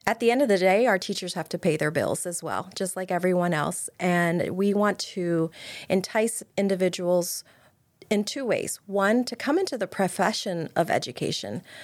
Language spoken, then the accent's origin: English; Pennsylvania, United States; now in Maryland, United States; I'm from Pennsylvania